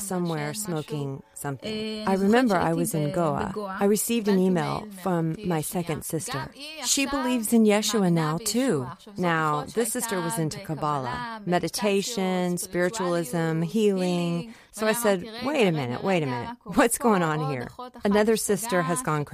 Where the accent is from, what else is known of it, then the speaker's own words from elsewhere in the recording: Israel; I come from a Moroccan Jewish family. I'm Israeli